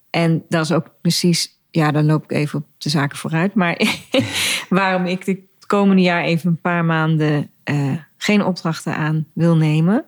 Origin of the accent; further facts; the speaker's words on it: Dieren, Gelderland, Netherlands; also born or lived in De Steeg; ik in Dieren, waar ik opgegroeid ben